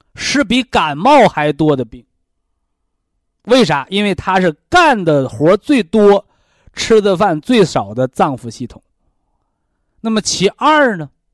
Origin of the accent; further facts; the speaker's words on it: China; 我们中国人的文化叫先人后己